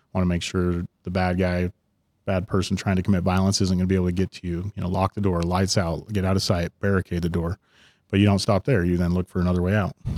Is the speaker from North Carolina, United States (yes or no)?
no; Ogden, Utah, United States; also born or lived in Salt Lake City, Utah; I grew up in Ogden and then had come down to Salt Lake